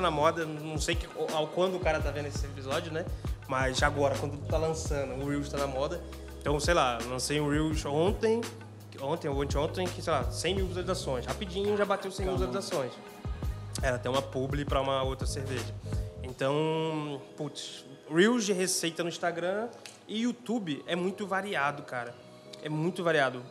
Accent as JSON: {"language": "Portuguese", "region": "interior of Rio de Janeiro state", "country": "Brazil", "said": "eu sou do interior do Rio"}